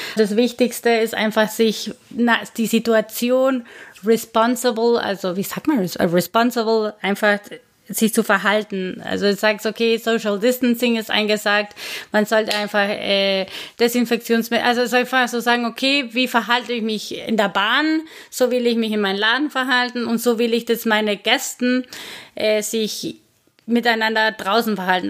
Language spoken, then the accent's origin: German; Guatemala; German is a second language; moved away as an adult; now in Karlsruhe, Germany; ich komme aus Guatemala ursprünglich, wohne seit zehn Jahren in Deutschland